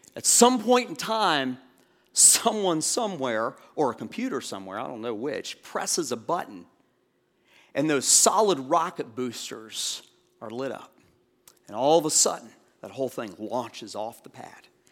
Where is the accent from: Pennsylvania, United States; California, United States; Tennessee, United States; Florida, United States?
Florida, United States; Orlando; moved away; Part of my growing up was in, um, Orlando, and when you're a kid growing up in Orlando